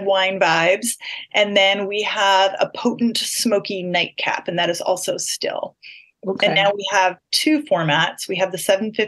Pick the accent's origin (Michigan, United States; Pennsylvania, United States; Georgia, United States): Michigan, United States; also born or lived in Ashland, Oregon; now in Portland, United States; I lived in Michigan